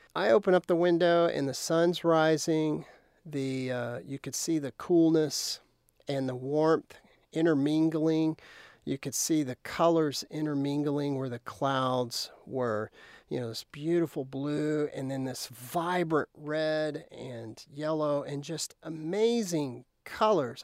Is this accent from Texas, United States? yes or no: yes; Lubbock, Texas, United States; I grew up outside of Lubbock towards